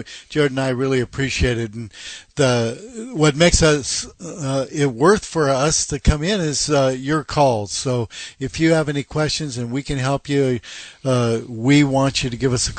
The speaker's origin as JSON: {"language": "English", "town": "Seattle", "region": "Washington", "country": "United States", "tie": "born or raised there", "also_born_or_lived": "Auburn, Washington", "moved": "as an adult", "lives_now": "Florida, United States", "said": "Having been born and raised in the Seattle area, I'm very familiar with working in other parts of the country, and my wife from Alabama."}